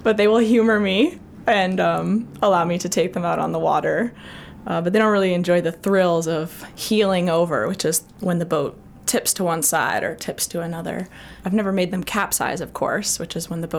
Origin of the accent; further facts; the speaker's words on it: South Portland, Maine, United States; I grew up in South Portland, so just across the bridge